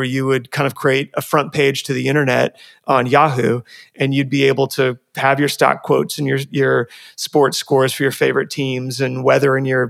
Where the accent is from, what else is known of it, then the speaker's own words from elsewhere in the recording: Washington, United States; now in California, United States; I grew up in Washington